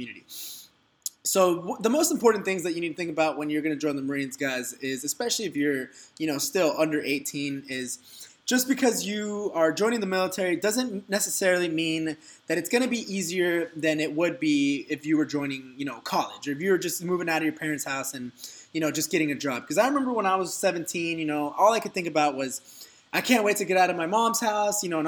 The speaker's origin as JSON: {"language": "English", "town": "Dallas", "region": "Texas", "country": "United States", "tie": "born or raised there", "moved": "as an adult", "lives_now": "Orange County, United States", "said": "I'm originally from Dallas, Texas, and, you know, I'm a Texas native by heart"}